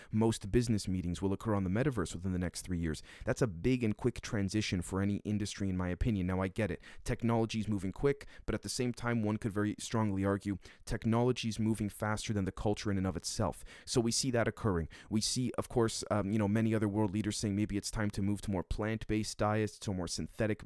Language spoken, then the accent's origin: English; Canada; as a Canadian